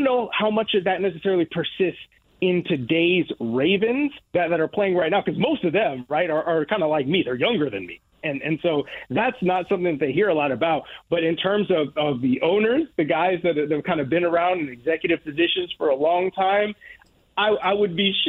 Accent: Northwest Indiana, United States; I'm from Northwest Indiana myself

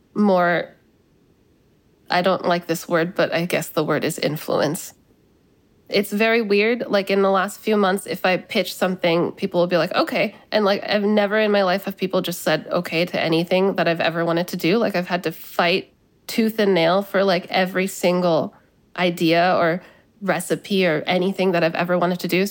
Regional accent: United States; also born or lived in California; now in New York, United States; growing up in this country

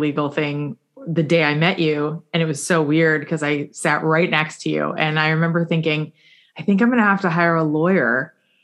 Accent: South Florida, United States; I grew up here in South Florida, because I also grew up here

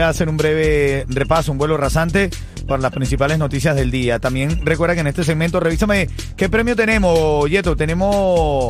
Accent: Cuba; somos cubanos

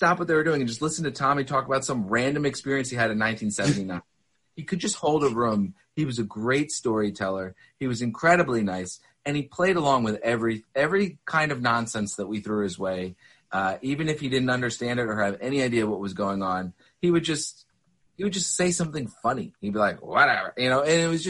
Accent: Philadelphia, Pennsylvania, United States; moved away as an adult; now in Boston, United States; I grew up in Philadelphia

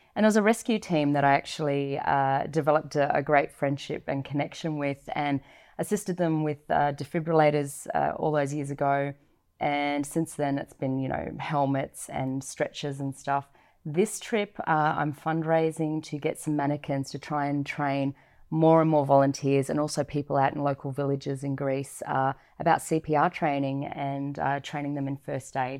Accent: Goods Island, Gulf of Carpentaria, Queensland, Australia; I was born here in Australia, but both my parents migrated over. And I grew up in a remote community up in the Gulf of Carpentaria of Australia, so Good Island, up in a remote island.

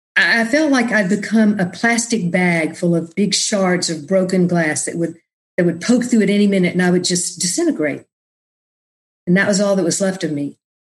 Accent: Austin, Texas, United States; moved away as an adult; also born or lived in New Orleans, United States / New York, United States; I was born and raised in Austin

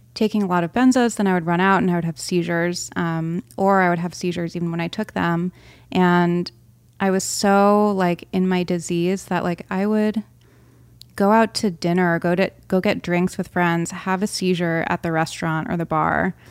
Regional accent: Rhode Island, United States; I grew up on the East Coast in Rhode Island

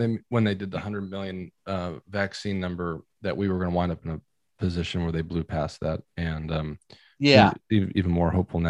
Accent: Arlington, Virginia, United States; I grew up in Arlington, and we used to have an Errol's that then became a Blockbuster.

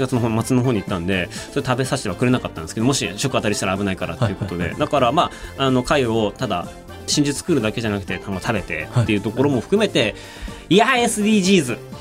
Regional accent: Otaru, Hokkaido, Japan; 出身の北海道の小樽市なんてねあのもう日本海です

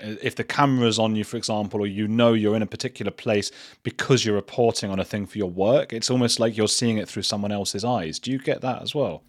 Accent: England, United Kingdom; being English

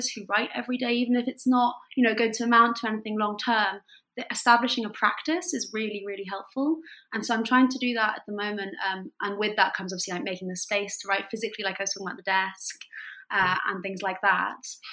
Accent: France; moved away; I wanted to use my French because I grew up in France and I'm bilingual

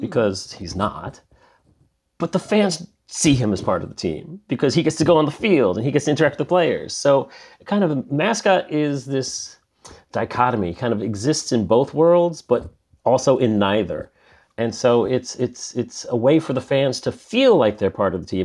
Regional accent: New York, United States; I'm from New York originally, I'm a New Yorker

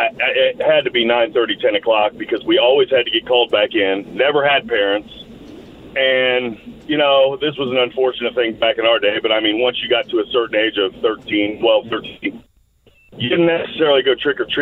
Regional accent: Indianapolis, Indiana, United States; I am originally from Indy. I graduated, yes, so east side.

